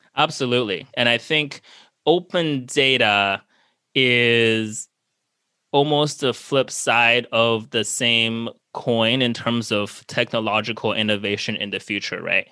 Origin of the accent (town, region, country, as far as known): United States